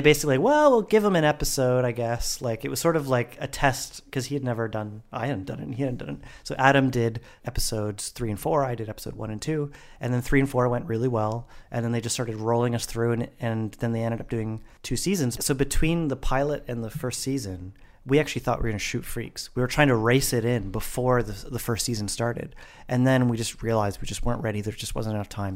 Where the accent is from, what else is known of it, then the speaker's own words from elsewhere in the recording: Vancouver, British Columbia, Canada; in Vancouver, in my hometown